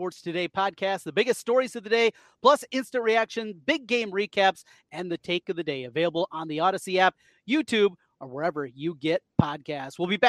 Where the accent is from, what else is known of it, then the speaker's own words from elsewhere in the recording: Iowa, United States; And I grew up in North Iowa, family from Minnesota, went to a ton of Iowa Minnesota games up in the dome growing up.